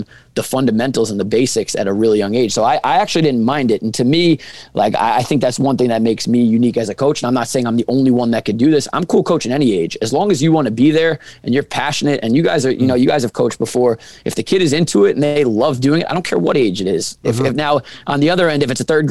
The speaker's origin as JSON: {"language": "English", "town": "Rockville Centre", "region": "New York", "country": "United States", "tie": "born or raised there", "said": "I'm from Long Island. I know the basketball landscape of Long Island because I'm born and raised here"}